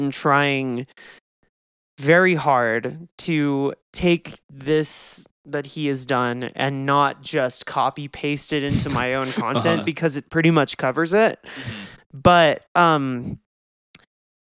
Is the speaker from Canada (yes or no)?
no; United States; also born or lived in Denton, Texas; as an American